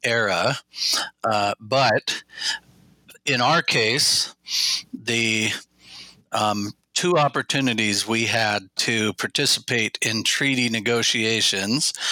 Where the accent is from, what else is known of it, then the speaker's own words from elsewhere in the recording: Southwest Washington, United States; I was born and raised here in Southwest Washington in my Chinook people's territory